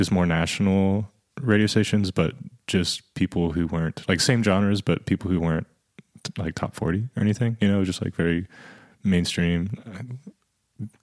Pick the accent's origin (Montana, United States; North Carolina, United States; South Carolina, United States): South Carolina, United States; Columbia; I'm from Columbia